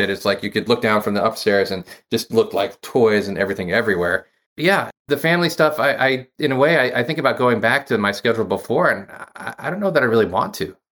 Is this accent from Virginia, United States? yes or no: no; Massachusetts, United States; also born or lived in Maryland / Lathrop Village, Michigan; Massachusetts is where I grew up.